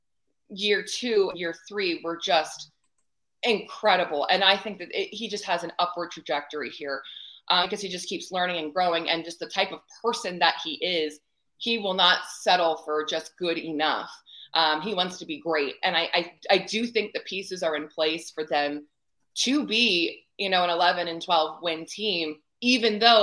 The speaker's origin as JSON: {"language": "English", "town": "Reading", "region": "Pennsylvania", "country": "United States", "tie": "born or raised there", "said": "I don't like spend a ton of time in Reading anymore"}